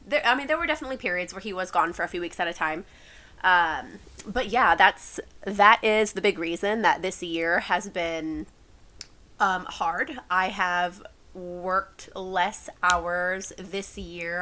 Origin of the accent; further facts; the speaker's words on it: San Antonio, Texas, United States; I am born and raised in San Antonio. Have never lived anywhere else